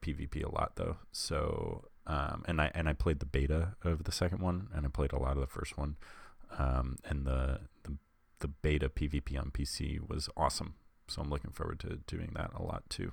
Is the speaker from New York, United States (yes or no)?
yes; Long Island, New York, United States; accent: Long Island; I'm from Long Island, so I have a very particular accent